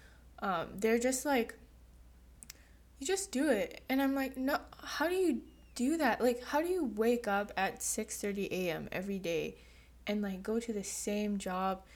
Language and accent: English; United States